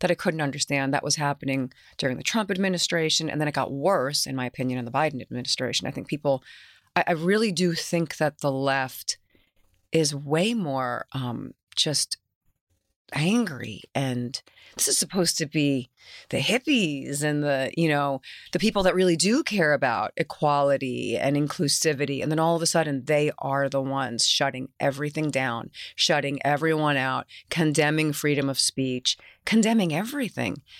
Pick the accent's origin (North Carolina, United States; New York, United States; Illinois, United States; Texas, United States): New York, United States; New York City; accent: New York; I was raised in Queens, my grandma's house.